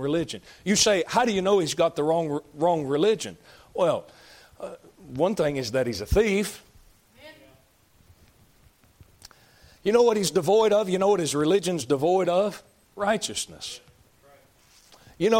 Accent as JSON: {"language": "English", "country": "United States", "said": "I'm an American"}